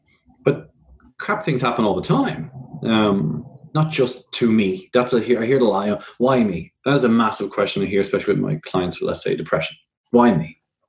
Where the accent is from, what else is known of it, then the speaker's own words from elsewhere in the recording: Ireland; now in Australia; around 3.5 years ago when I moved to Australia from Ireland, I realized that there was a big difference in Australian media